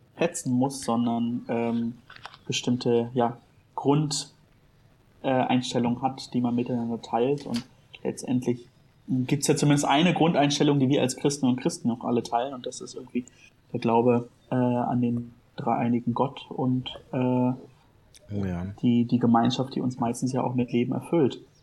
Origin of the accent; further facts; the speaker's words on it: Berlin, Germany; ich als Berliner